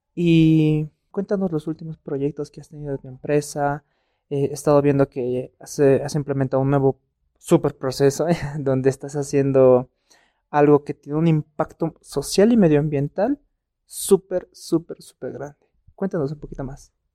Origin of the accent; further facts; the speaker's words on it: Bolivia; nosotros como bolivianos